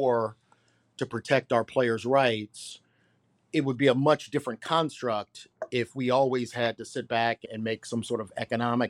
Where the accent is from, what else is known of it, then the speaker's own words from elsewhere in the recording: Washington, D.C., Maryland, United States; Born and raised in D.C.